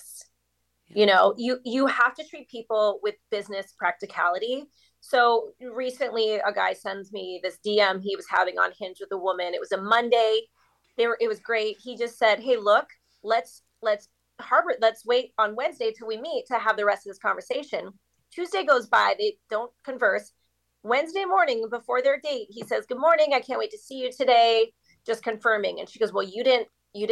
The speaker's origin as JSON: {"language": "English", "town": "Long Beach", "region": "California", "country": "United States", "said": "I'm from Long Beach, California"}